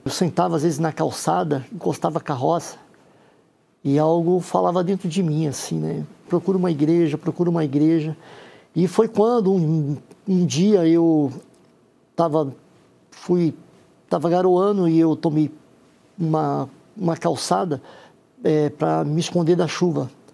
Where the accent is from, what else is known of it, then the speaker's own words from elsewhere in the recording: Santos, São Paulo, Brazil; sou da cidade de Santos